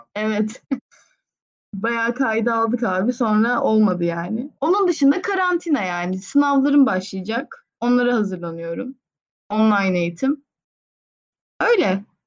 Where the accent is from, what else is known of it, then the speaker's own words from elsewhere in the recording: Istanbul, Turkey; İstanbulluyum normalde de.